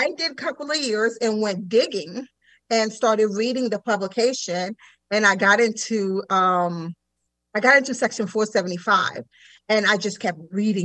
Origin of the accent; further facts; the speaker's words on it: Sarasota, Florida, United States; also born or lived in Haiti; originally from the island of Haiti, so I'm an island girl, but I was raised in Sarasota.